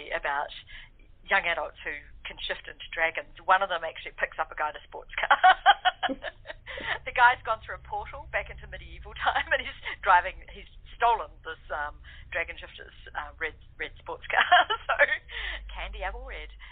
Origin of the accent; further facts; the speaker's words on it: New Zealand; Kiwis are New Zealanders, so I am a Kiwi